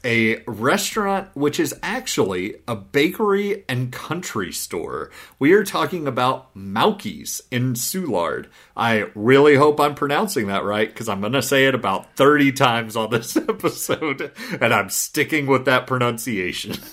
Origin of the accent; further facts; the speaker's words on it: Southeast Missouri, United States; I grew up in Southeast Missouri